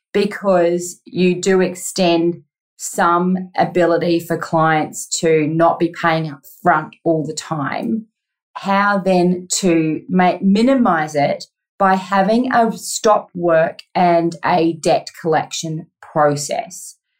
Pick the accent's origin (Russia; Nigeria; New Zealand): New Zealand; moved away as an adult; now in Australia; I am originally from New Zealand and moved to Australia when I was 25